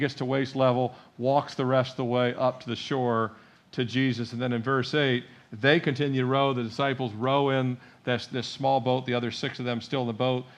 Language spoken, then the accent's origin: English; Annapolis, Maryland, United States; I was born in Annapolis.